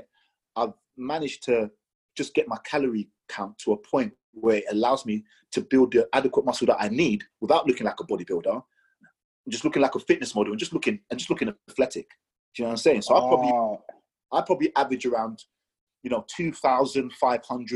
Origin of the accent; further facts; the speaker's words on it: Nigeria; I'm Nigerian.